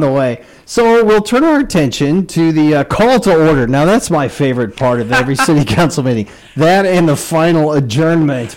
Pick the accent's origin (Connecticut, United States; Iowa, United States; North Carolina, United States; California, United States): Iowa, United States; Spencer; now in Red Wing, United States; my hometown of Spencer, Iowa